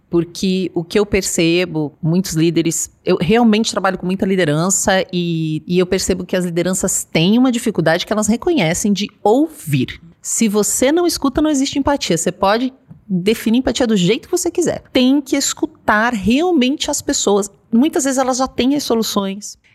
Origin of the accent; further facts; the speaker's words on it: Paraná, Brazil; now in São Paulo, Brazil; quando eu cheguei em São Paulo, eu achava assim, eu vim do Paraná